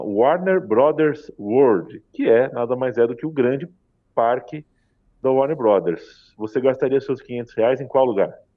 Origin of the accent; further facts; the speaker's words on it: Brazil; nós somos brasileiros, falamos em português